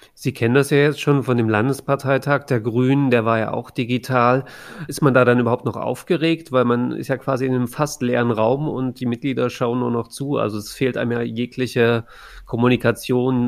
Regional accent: Saxony, Germany; für mich als jemanden, der in Sachsen aufgewachsen ist

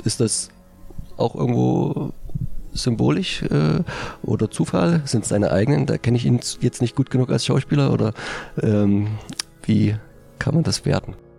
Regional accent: Germany; als Deutsche

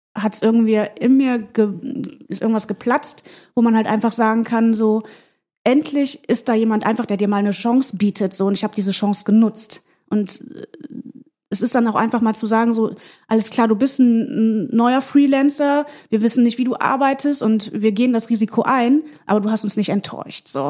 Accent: Mönchengladbach, North Rhine-Westphalia, Germany; moved away as an adult; now in Hamburg, Germany; bin aus der Provinz äh, in Mönchengladbach aufgewachsen

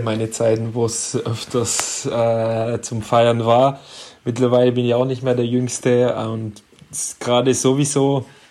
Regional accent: Hendaye, Nouvelle-Aquitaine, France; German is a second language; moved away as an adult; also born or lived in Stuttgart, Germany; now in Bietigheim, Germany; aber eigentlich direkt in, äh, in Andai aufgewachsen, also meine Heimatstadt

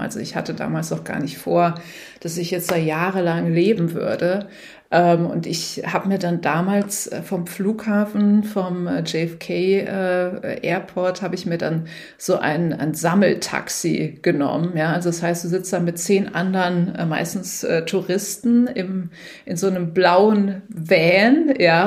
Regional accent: Germany; moved away as an adult; also born or lived in New York / San Francisco; bin aus Deutschland

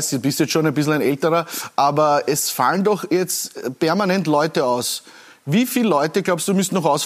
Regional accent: Styria, Austria; Nur bei uns in der Steiermark

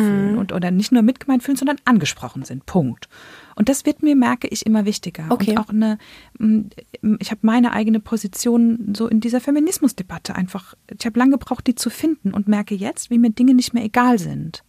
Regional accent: Germany; ich bin in Deutschland geboren und aufgewachsen

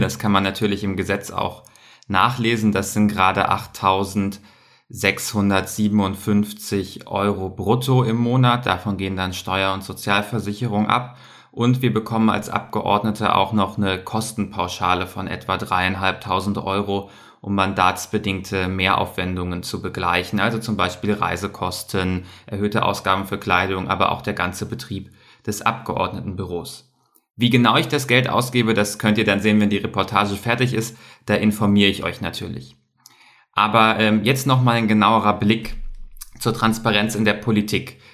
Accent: Bavaria, Germany; Bei uns in Bayern

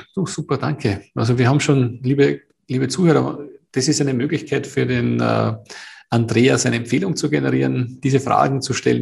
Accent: Austria; bei uns in Österreich

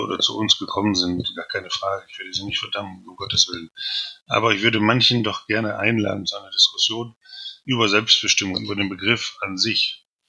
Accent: Osnabrück, Lower Saxony, Germany; now in Berlin, Germany; in meiner Heimatstadt Osnabrück

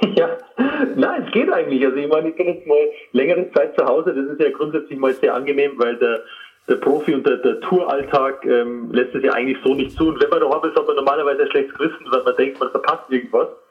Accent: Trostberg, Bavaria, Germany; also born or lived in Rosenheim area; now in Kolbermoor, Germany; Ursprünglich bin ich in Trostberg aufgewachsen

